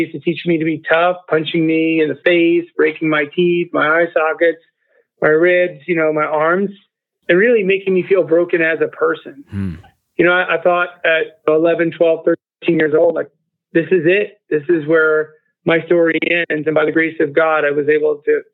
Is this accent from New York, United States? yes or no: yes; Long Island, New York, United States; moved away as an adult; also born or lived in North Carolina; now in Florida, United States; I grew up in Long Island, New York, to a single mom.